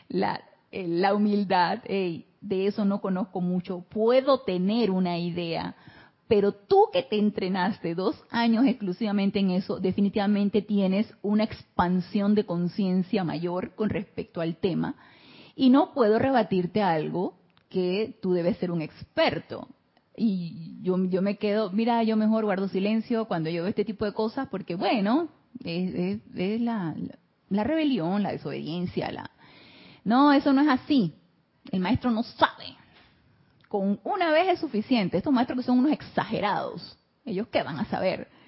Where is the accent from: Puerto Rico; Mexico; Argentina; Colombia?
Mexico; Mazatlán, Sinaloa; Buenas tardes, soy de Mazatlán, Sinaloa.